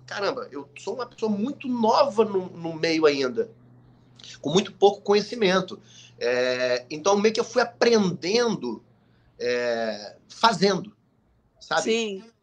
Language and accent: Portuguese; Manaus, Amazonas, Brazil; quando eu era pequeno em Manaus